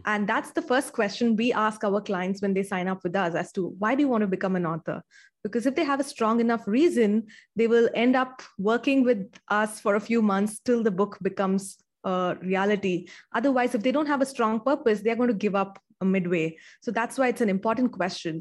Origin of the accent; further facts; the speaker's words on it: India; I, uh, grew up in India and I still live in India.